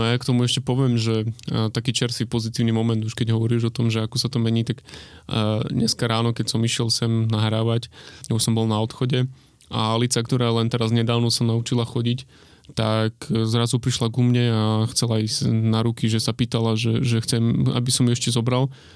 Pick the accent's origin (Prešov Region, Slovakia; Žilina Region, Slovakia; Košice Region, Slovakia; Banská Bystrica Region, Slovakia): Košice Region, Slovakia; Michalovce; now in Bratislava, Slovakia; ja som z Michalovec a bývam v Bratislave